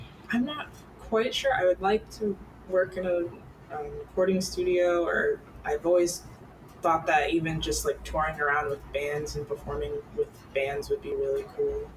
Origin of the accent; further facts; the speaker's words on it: Connecticut, United States; I'm from Connecticut